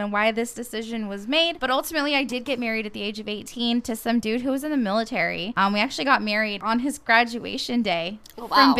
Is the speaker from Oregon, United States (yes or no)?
yes; Portland, Oregon, United States; moved away; also born or lived in Gouverneur, New York / Texas border with Mexico; I grew up in Portland.